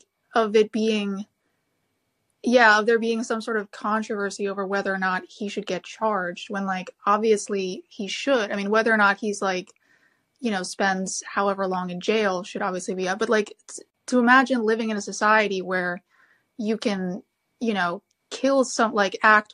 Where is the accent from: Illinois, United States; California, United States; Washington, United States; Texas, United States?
Illinois, United States; Chicago; now in Sweden; I grew up in Chicago taking the Red Line, and, like, you know, now sort of living in Sweden